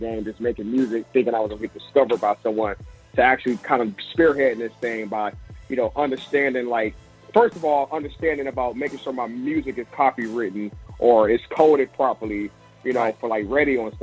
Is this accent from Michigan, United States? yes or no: yes; Detroit, Michigan, United States; moved away as an adult; also born or lived in Africa; now in Los Angeles, United States; I'm originally from Detroit, Michigan